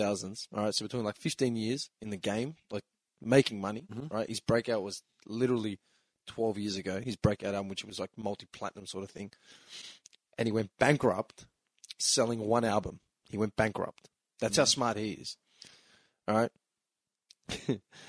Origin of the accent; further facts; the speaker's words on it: Melbourne, Victoria, Australia; We are three fuckwits from Melbourne